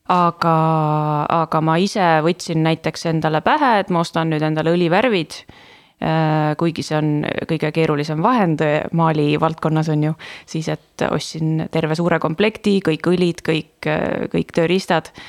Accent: Estonia; Äh, ma olen väiksest linnast pärit, et äh, seal ei olnud liiga palju valida, nagu võib-olla praegu Tallinnas on ju

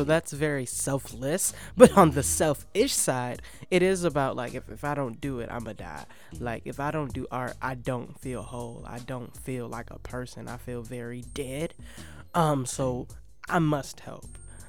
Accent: Detroit, Michigan, United States; Yeah, and I think that definitely has to do with being from Detroit.

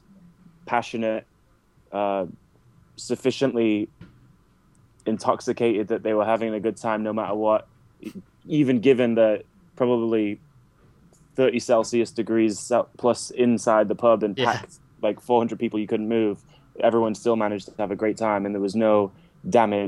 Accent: Carlisle, North West England, United Kingdom; moved away as an adult; also born or lived in Manchester; now in United States; So I am English. I was born in Carlisle.

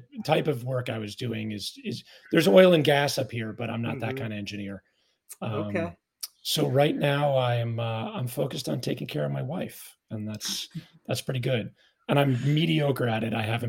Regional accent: suburbs of New York City, United States; now in Alaska, United States; I grew up in the suburbs of New York City, right on the Connecticut border.

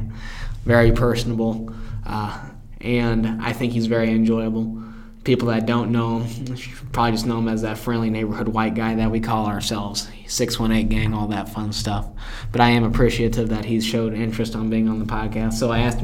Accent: Carbondale, Illinois, United States; he's about 20 minutes away from me in my hometown

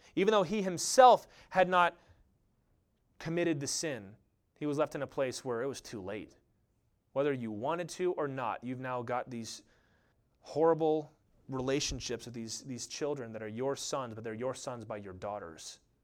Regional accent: United States; I love being an American.

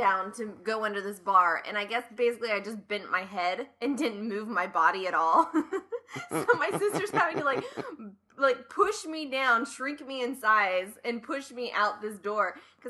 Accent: Ohio, United States; I mean, growing up in Ohio, like, you go to Cedar Point and whatever all those other ones are every year.

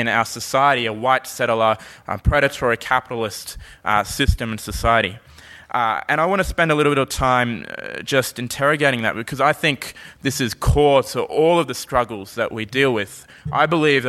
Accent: Brisbane, Queensland, Australia; when I say, you know, Brisbane

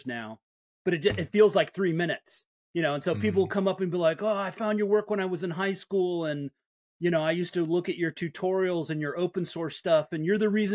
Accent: Littleton, Colorado, United States; also born or lived in San Diego, California; I grew up in Colorado. I was born in San Diego, but my parents moved to Colorado when I was pretty young

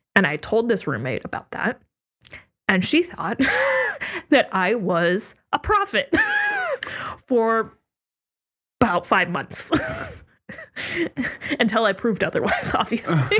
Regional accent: Virginia, United States; also born or lived in Oregon; moved to Virginia

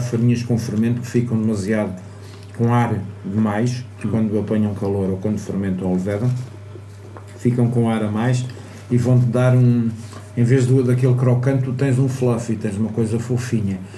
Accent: Portugal; also born or lived in Lisbon; eu cresci em Lisboa, uh, cresci na Costa, mas nasci em Lisboa

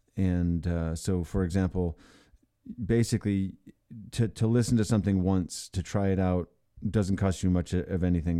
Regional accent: Ann Arbor, Michigan, United States; moved away; I liked growing up in that town.

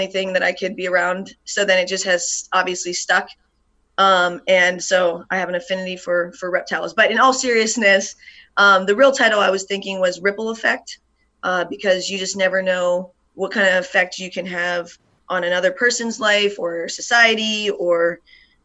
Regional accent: Ohio, United States; now in Yakima, Washington, United States; I grew up in Ohio

